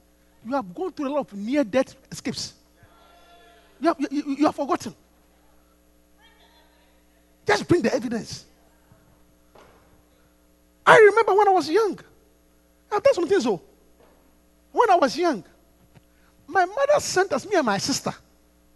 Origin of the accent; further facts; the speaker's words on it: Takoradi, Western Region, Ghana; I grew up in Takoradi in the coast.